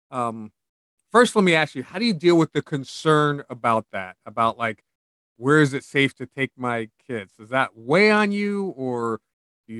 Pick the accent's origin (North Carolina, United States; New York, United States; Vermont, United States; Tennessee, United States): New York, United States; New York City; I grew up in New York City